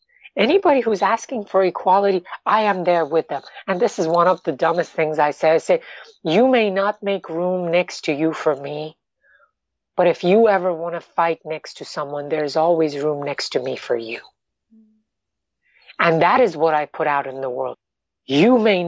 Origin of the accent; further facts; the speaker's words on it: New York, United States; also born or lived in Iran; I am an Iranian American, but you know, I'm basically a New Yorker.